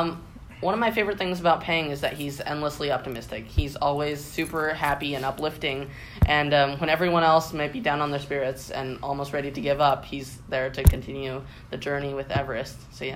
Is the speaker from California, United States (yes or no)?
yes; California, United States; I was also born in California, but my parents are from Taiwan.